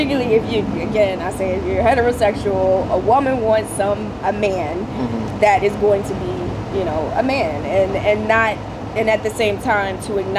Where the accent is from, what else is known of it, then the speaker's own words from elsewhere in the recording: the South, United States; growing up in the South, it was kind of like, all right, the men take care of everything outside of the house